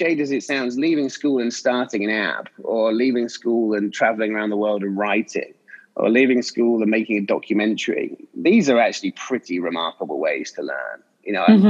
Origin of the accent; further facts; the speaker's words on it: English countryside, England, United Kingdom; I grew up in English countryside.